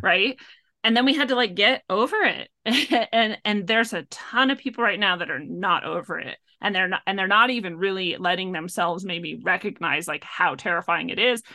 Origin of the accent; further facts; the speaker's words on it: Washington, United States; also born or lived in North Dakota / Montana; I grew up in the Pacific Northwest